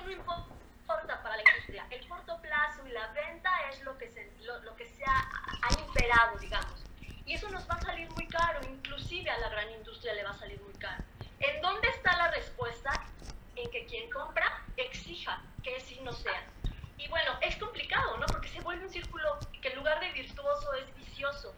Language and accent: Spanish; Mexico; ese sentimiento que tenemos como mexicanos de ser solidarios